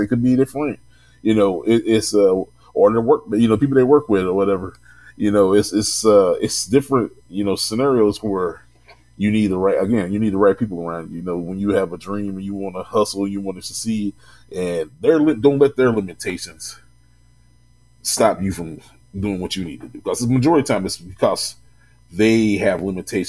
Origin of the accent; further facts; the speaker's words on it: Louisville, Kentucky, United States; in my hometown